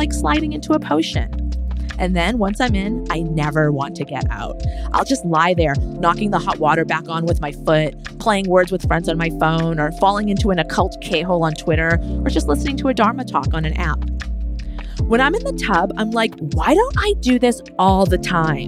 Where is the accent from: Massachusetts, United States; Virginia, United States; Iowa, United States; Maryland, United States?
Massachusetts, United States; moved away; we're both from Massachusetts. Mm-hmm. We both escaped the Boston area